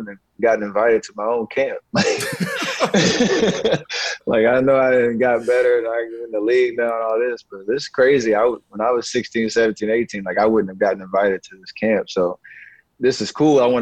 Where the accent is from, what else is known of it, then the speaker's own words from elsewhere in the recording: Charlotte, North Carolina, United States; growing up in Charlotte